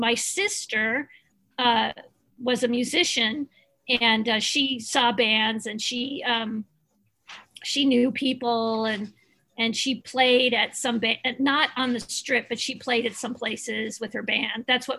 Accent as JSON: {"language": "English", "region": "California", "country": "United States", "said": "And I wanted to be from Laurel Canyon, but I was from Laurel Hills."}